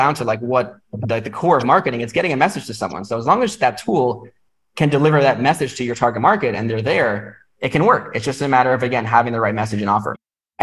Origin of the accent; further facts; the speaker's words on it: New York, United States; moved away as an adult; now in Vietnam; I'm from New York